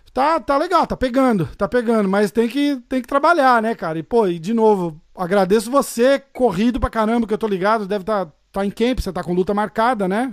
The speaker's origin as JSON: {"language": "Portuguese", "region": "São Paulo", "country": "Brazil", "said": "Eu sou de São Paulo"}